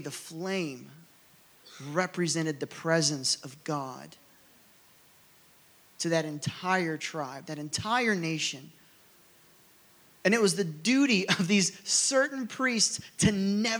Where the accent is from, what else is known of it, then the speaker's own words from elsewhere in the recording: Rogers, Ohio, United States; where I grew up in Rogers, Ohio